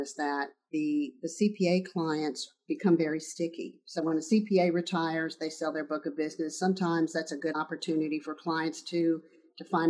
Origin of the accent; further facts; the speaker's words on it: the South, United States; growing up in the South